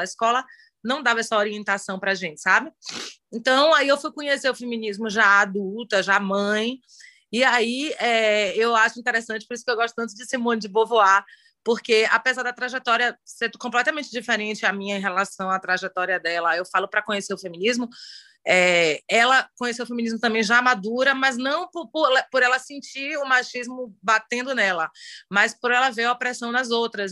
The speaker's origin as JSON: {"language": "Portuguese", "town": "Salvador", "region": "Bahia", "country": "Brazil", "said": "eu sou de Salvador, aqui na Bahia."}